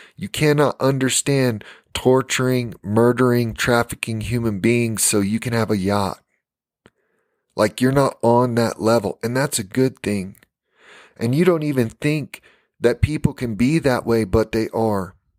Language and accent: English; United States; when I was growing up in America